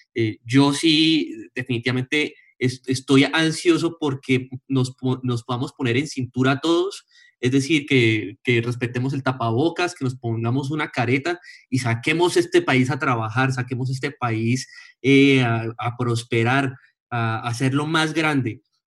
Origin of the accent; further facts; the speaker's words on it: Colombia; somos unos colombianos